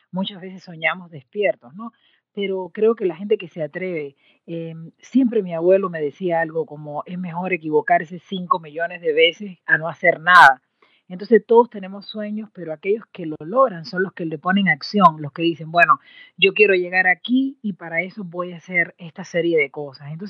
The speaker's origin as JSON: {"language": "Spanish", "country": "Cuba", "moved": "as an adult", "said": "cuando yo salí de Cuba, de eh, mi querida patria, eh, para estudiar en México eh, la maestría"}